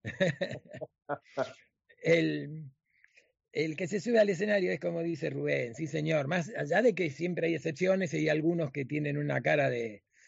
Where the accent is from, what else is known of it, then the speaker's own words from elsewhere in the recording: Argentina; now in Miami, United States; nosotros los argentinos